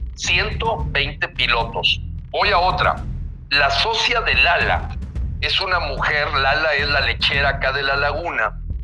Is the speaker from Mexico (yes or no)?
yes; Mexico; así somos muchos mexicanos